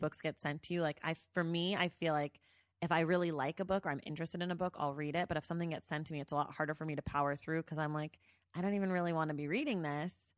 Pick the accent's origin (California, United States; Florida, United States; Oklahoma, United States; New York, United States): California, United States; the Bay Area; I'm from the Bay